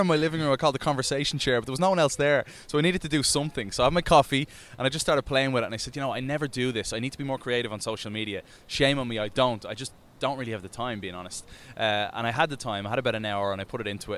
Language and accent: English; Dublin, Leinster, Ireland; moved away; when I grew up over in Dublin.